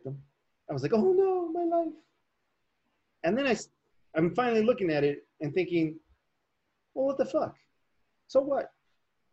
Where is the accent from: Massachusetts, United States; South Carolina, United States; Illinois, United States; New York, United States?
Illinois, United States; Chicago; growing up in Chicago